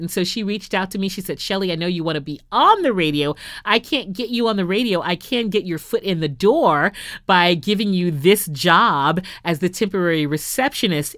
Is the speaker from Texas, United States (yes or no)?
yes; Houston, Texas, United States; I started my radio career off in my hometown of Houston